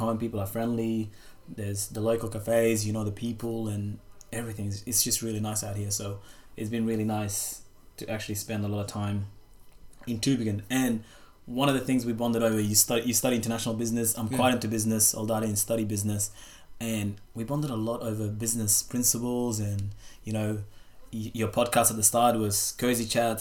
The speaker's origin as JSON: {"language": "English", "town": "Perth", "region": "Western Australia", "country": "Australia", "tie": "born or raised there", "moved": "yes", "said": "my friends that I grew up with in Perth"}